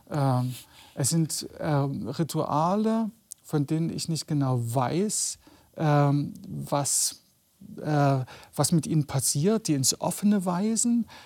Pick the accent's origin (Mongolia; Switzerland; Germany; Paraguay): Germany; East Germany; ich bin ja in der DDR groß geworden in einer Familie ohne, ohne religiöse Bindung, äh, ohne jeden Bezug zur, zur religiösen Tradition